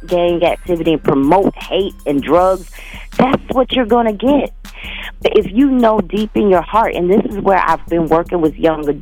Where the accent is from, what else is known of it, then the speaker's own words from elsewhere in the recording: Alabama, United States; now in Minnesota, United States; I'm from Alabama, and that is my business line